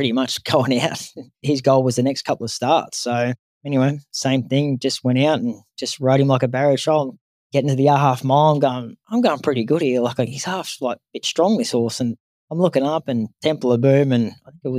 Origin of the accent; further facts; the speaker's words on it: Canberra, Australian Capital Territory, Australia; moved away; also born or lived in Sydney / Brisbane; We're from Canberra